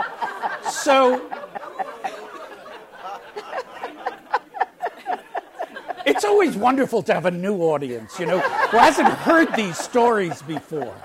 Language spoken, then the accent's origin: English; East Coast, United States; I'm from the East Coast